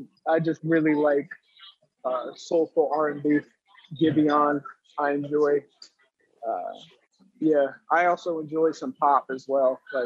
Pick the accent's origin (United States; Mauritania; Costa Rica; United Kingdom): United States; New Jersey; also born or lived in Phoenix, Arizona; now in Delaware, United States; I'm originally from Jersey, came out to Delaware from Phoenix, Arizona, so I've been all over the place.